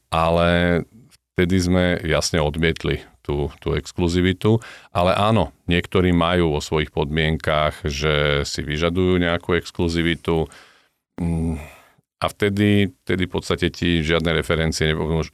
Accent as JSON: {"language": "Slovak", "country": "Slovakia", "said": "my Slováci"}